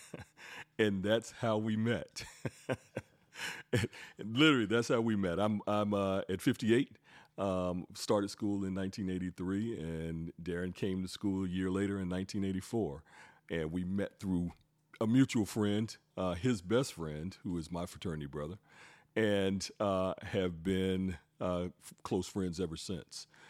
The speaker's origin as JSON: {"language": "English", "town": "Greensboro", "region": "North Carolina", "country": "United States", "tie": "born or raised there", "also_born_or_lived": "New York City", "moved": "as an adult", "said": "born and raised in Greensboro, left Greensboro and moved to New York City"}